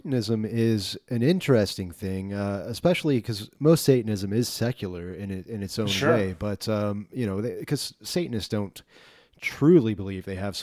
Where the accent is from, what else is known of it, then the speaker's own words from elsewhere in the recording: South Texas, United States; growing up in South Texas